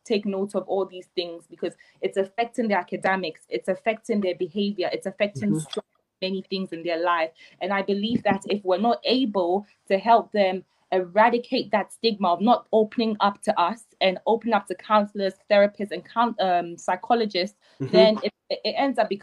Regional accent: Ghana; moved away; growing up in Ghana

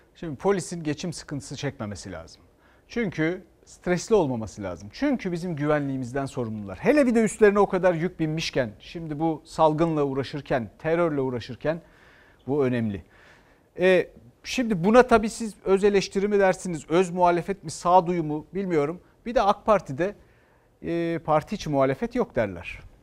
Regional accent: Istanbul, Turkey; Ben bir İstanbullu olarak

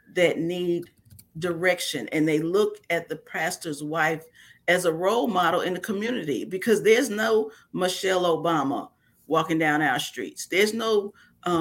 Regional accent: New York, United States; moved away as an adult; now in Mississippi, United States; I was raised in New York

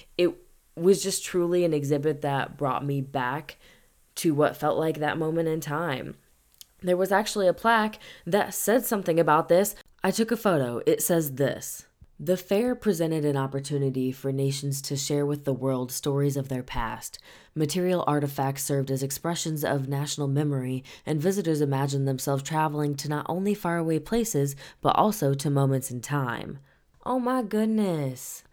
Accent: St. Louis, Missouri, United States; moved away; I was visiting my hometown, town, and I was in Saint Louis

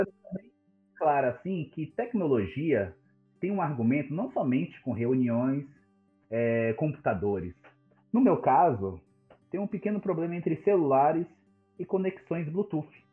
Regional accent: São Paulo, Brazil; nasci e vivo em São Paulo, na quebrada do Grajaú

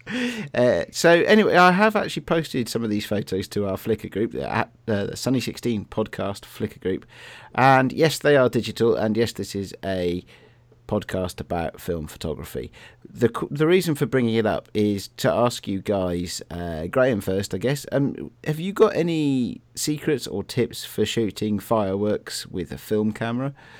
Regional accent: Bristol, South West England, United Kingdom; when I was a kid and we were growing up in Bristol

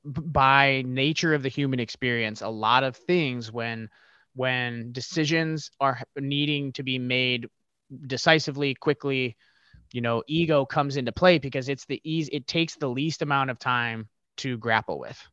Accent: Ohio, United States; I grew up in the Midwest, uh, here in, in Ohio

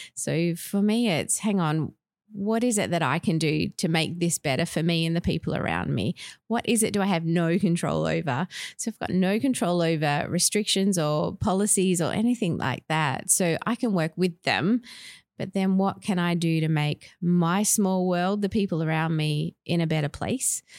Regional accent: Perth, Western Australia, Australia; moved away as an adult; also born or lived in Tasmania / Victoria / Northern Territory; I grew up in Perth, but lived in Tasmania, Victoria, and Northern Territory

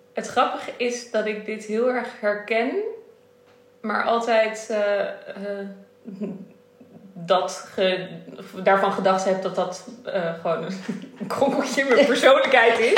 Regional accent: Netherlands; is het Indisch zijn in Nederland. Dat is wie ik ben, waar ik vandaan kom

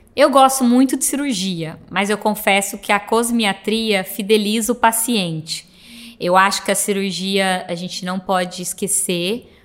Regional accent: Cássia, Minas Gerais, Brazil; moved away; minha cidade é muito pequena, sou de uma, uma cidade do interior de Minas, chama Santa Rita de Cássia

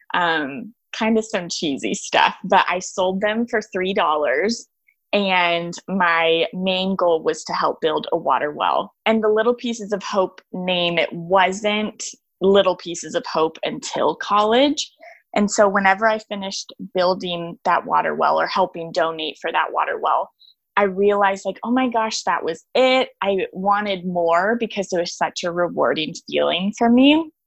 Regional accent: Austin, Texas, United States; I grew up in Austin, Texas, on this beautiful acreage

